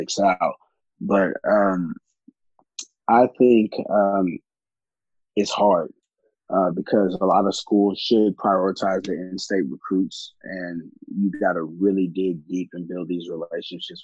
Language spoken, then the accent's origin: English; Houston, Texas, United States; I'm from the northwest side of Houston, from a single-parent home.